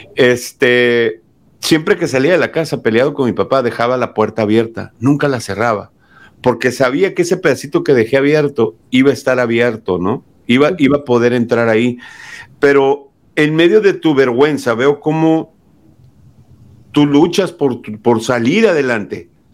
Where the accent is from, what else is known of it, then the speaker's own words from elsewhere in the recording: Mexico; moved away as an adult; now in United States; Yo soy nacido aquí en Estados Unidos, fui criado en México y a mis 28 años decido venirme a Estados Unidos